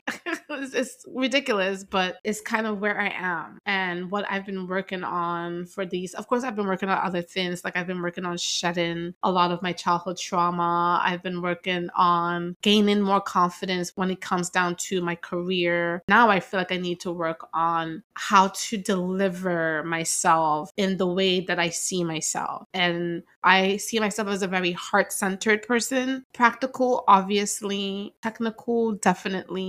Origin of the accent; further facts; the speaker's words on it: New York, United States; I grew up in New York